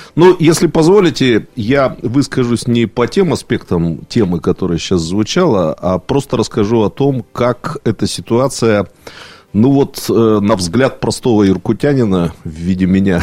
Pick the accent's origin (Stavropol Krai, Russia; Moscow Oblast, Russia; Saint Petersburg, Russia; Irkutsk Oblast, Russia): Irkutsk Oblast, Russia; Irkutsk; как иркутянин